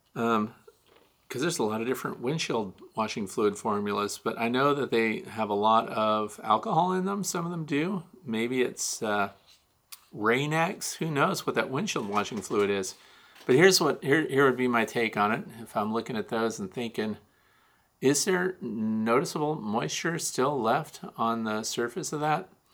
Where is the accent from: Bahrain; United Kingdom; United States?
United States; Kirkwood, Missouri; moved away; I'm from Kirkwood, Missouri, originally, which is Saint Louis County